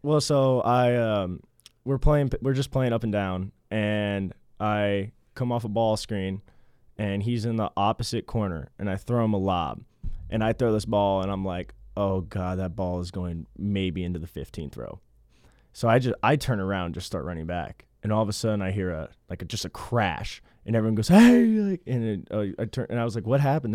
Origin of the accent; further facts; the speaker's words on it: Kansas City, Kansas, United States; I'm from Kansas City